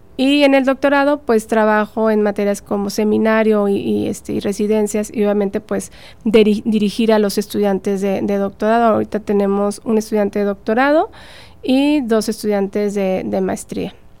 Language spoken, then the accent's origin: Spanish; Tampico, Tamaulipas, Mexico; moved away as an adult; also born or lived in Saltillo, Coahuila / Madrid, Spain; emigré de, mi ciudad natal, de Tampico, me fui a estudiar a Saltillo